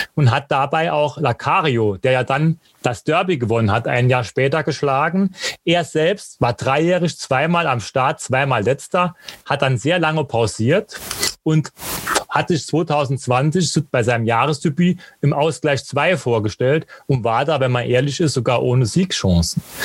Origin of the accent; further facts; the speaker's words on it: Germany; ich komme aus Quirschi